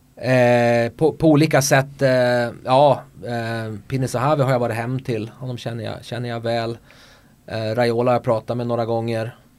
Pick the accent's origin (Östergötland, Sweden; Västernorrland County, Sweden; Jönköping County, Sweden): Västernorrland County, Sweden; Örnsköldsvik; accent: Norrland; also born or lived in Markaryd / Barcelona; now in Köping, Sweden; Jag kommer från Foppaland, eh, Övik.